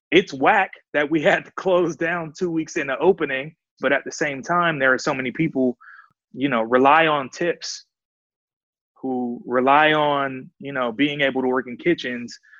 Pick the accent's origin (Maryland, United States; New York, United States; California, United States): California, United States; Oakland; from Havens Court, right between East 14th and MacArthur